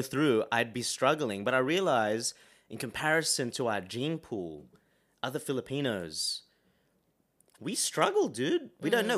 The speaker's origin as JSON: {"language": "English", "country": "Australia", "tie": "born or raised there", "said": "we grew up here"}